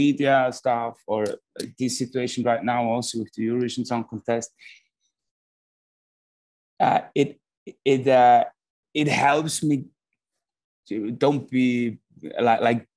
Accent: Switzerland; also born or lived in Melbourne, Australia; And then when I came into first grade, they came to Switzerland

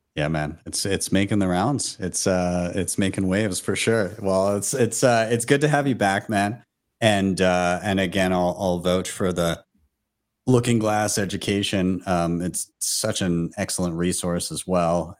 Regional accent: Calgary, Alberta, Canada; my hometown of Calgary

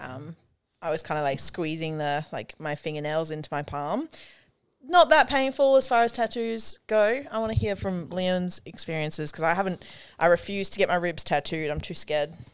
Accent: South Africa; I'm from South Africa

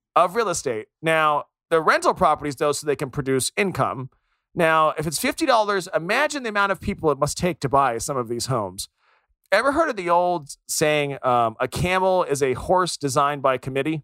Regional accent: United States; being American myself

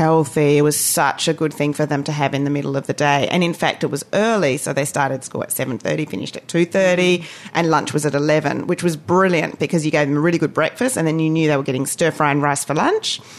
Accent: Australia; also born or lived in Asia; now in New Zealand; I'm Australian

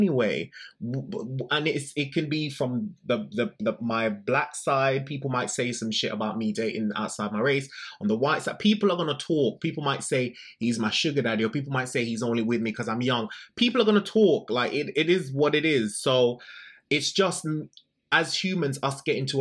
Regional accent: Jamaica; I'm a gay man. I'm from Jamaica

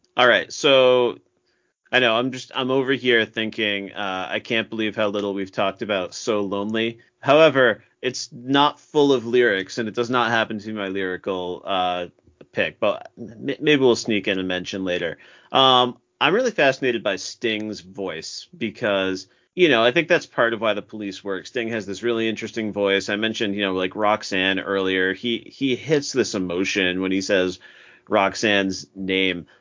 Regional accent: Massachusetts, United States; I'm from Massachusetts.

